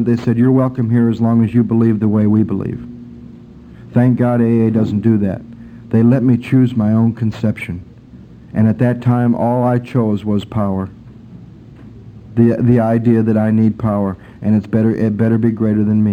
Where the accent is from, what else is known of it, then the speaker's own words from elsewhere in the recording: Michigan, United States; camping and out in the woods and growing up in Michigan and going to camp